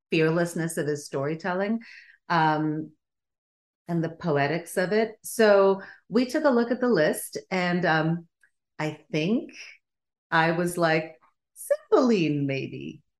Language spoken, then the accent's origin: English; Sweden; first language Bulgarian; English is a second language; also born or lived in Bulgaria; I grew up in Sweden because that's where my parents emigrated to. Um, and I was born in Bulgaria. My first language was Bulgarian.